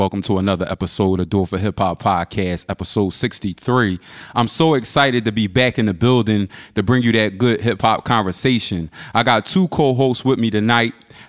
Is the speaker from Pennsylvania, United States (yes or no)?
yes; Philadelphia, Pennsylvania, United States; growing up in Philly